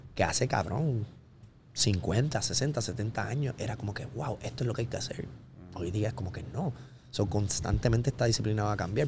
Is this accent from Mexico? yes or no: no; Carolina, Puerto Rico; yo soy de Carolina